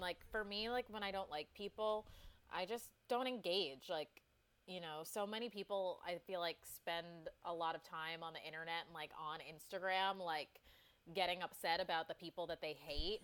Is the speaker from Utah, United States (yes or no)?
no; Westchester, New York, United States; I grew up in Westchester, so an out, hour outside the city